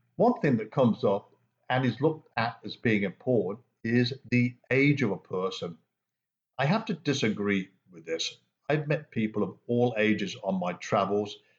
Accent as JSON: {"language": "English", "region": "England", "country": "United Kingdom", "tie": "born or raised there", "said": "Growing up in England"}